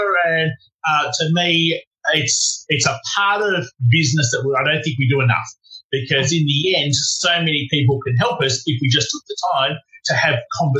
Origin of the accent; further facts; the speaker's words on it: Melbourne, Victoria, Australia; So I grew up in Melbourne. So that's another city. We're up in Sydney at the moment.